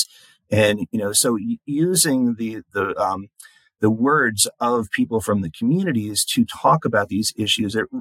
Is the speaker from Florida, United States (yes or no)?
no; New York, United States; moved away as an adult; also born or lived in Oklahoma; now in Denver, United States; I grew up in New York